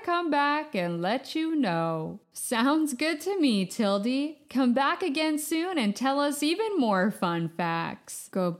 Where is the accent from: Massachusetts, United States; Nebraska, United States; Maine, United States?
Maine, United States; Farmington; I grew up in Farmington, Maine, and when I was a little kid, we celebrated Chester Greenwood every year by wearing our earmuffs and singing songs that celebrated this ingenious inventor.